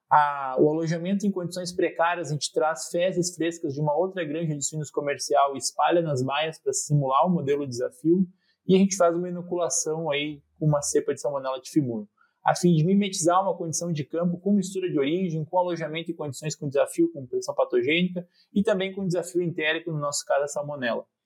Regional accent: Alto Vale region, Santa Catarina, Brazil; moved away as an adult; also born or lived in Porto Alegre; now in Jaboticabal, Brazil; eu sou natural do, da região do Alto Vale, em Santa Catarina, lá eu cursei técnico agrícola no Instituto Federal.

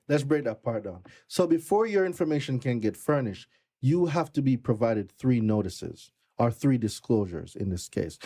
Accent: Jamaica; moved away as an adult; also born or lived in Brooklyn, New York; now in United States; I am not from America. I'm Jamaican. I've been in this country going thirteen years now

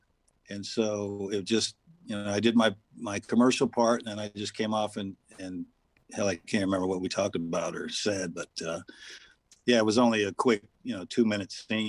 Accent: San Jose, California, United States; moved away; I grew up in San Jose, California. So it was a hell of a lot different back in the 60s and early 70s before I left. So it was a nice place to grow up, but I'm glad I'm out.

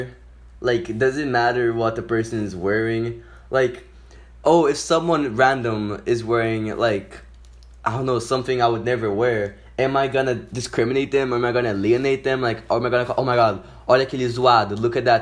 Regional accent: Brazil; moved away; also born or lived in São Paulo / Rio de Janeiro; I'm half from São Paulo, a state from Brazil, and but I'm also half from Rio.

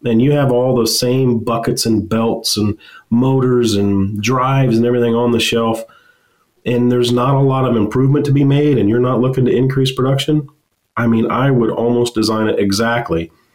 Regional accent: Western Kansas, United States; I grew up in Western Kansas on a farm and went to K State

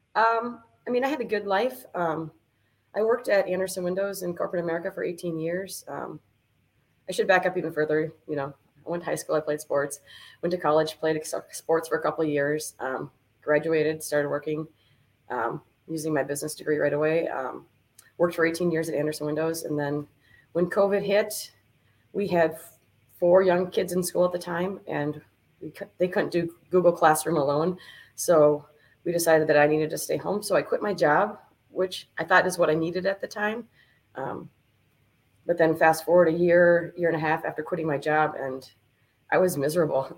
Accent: New Richmond, Wisconsin, United States; I grew up in New Richmond, uh, New Richmond, home of the Tigers

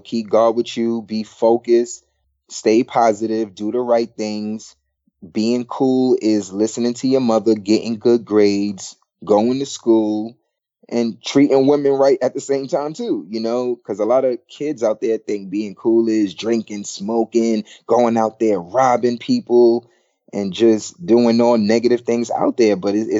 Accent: Brooklyn, New York, United States; I'm from Brooklyn, New York, too.

